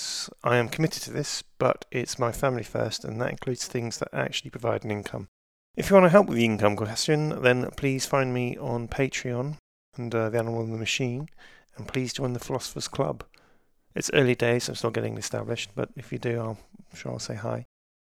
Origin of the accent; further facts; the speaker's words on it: United Kingdom; I'm British.